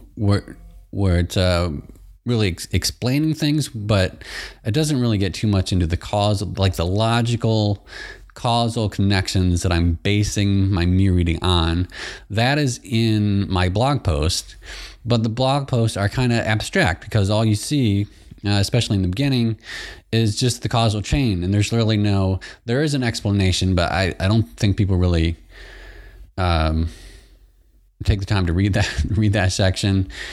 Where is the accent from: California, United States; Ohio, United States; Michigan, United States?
Michigan, United States; I'm from Michigan as well. So I grew up from next to Canada. Right across, uh, right across the river, Saint Clair River